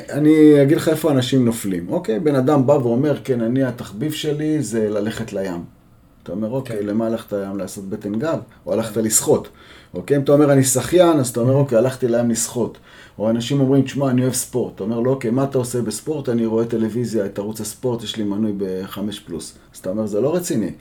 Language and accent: Hebrew; Jerusalem, Jerusalem District, Israel; גדלתי בירושלים